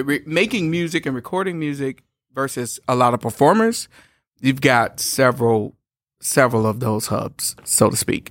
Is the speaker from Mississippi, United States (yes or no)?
no; Shreveport, Louisiana, United States; We are from Louisiana. I'm from Shreveport, Louisiana